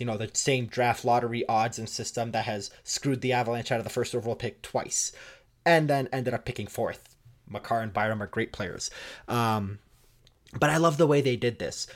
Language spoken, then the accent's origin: English; Toronto, Ontario, Canada; I grew up in Toronto